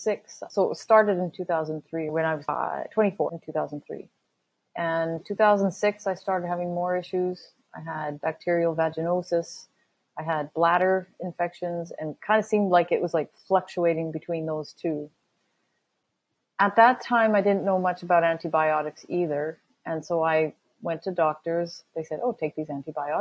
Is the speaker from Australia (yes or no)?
no; Canada; I'm from Canada.